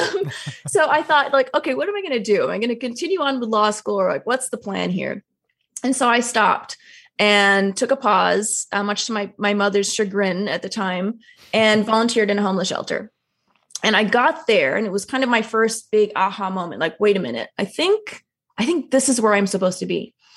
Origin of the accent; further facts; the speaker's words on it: Toronto, Ontario, Canada; I'm first generation Canadian. I was born in Toronto, which is, you know, an incredibly multicultural city